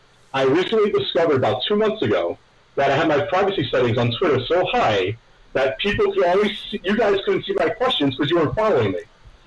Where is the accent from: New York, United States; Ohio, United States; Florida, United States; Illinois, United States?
New York, United States; New York City; moved away as an adult; now in Freehold, New Jersey, United States; I kind of split my childhood between Graniteville and Tottenville.